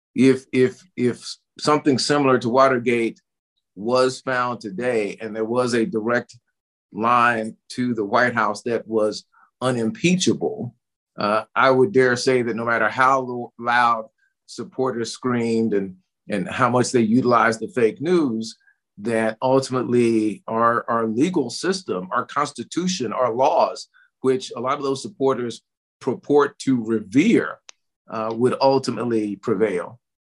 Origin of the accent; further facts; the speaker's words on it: Tulsa, Oklahoma, United States; growing up in Tulsa, Oklahoma